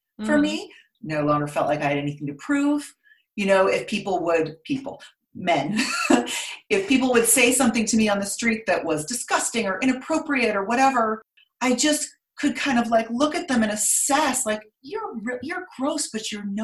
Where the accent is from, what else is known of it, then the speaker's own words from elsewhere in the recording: Stanford, California, United States; moved away as an adult; also born or lived in Brooklyn, New York; I was born in California, Northern California, grew up on Stanford campus because my mom was going to school.